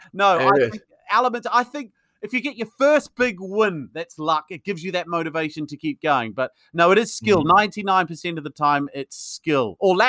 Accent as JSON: {"language": "English", "country": "New Zealand", "moved": "as an adult", "said": "So I'm from New Zealand originally. Yes, you'll probably tell from my accent it's not very English, although I might sound English to you because I've been here 20 years."}